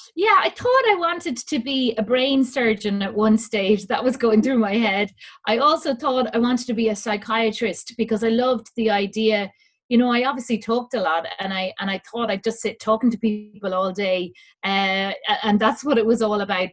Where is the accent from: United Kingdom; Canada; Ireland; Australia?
Ireland; Dublin, Leinster; now in Kildare, Ireland; I was brought up in Dublin, lived in Dublin all my life.